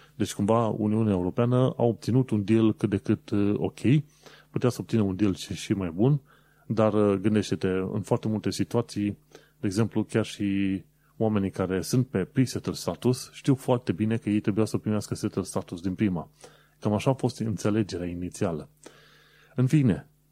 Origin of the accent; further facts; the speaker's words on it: Romania; noi, ca români